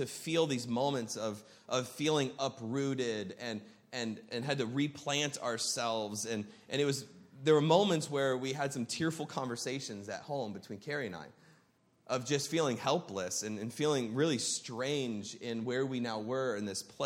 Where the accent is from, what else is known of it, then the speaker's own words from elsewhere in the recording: Columbus, Ohio, United States; moved away as an adult; also born or lived in Arizona; now in Burbank, United States; born and raised in Columbus, Ohio